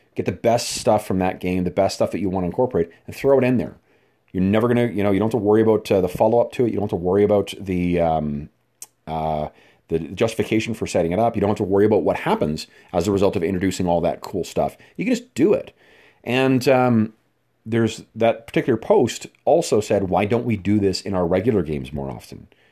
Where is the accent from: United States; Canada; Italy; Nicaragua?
Canada; Winnipeg, Manitoba; my hometown uh, of Winnipeg, Manitoba, Canada